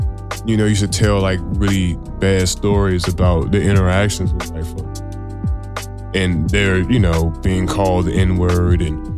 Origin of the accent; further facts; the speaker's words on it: Washington, District of Columbia, United States; I grew up in Southeast DC.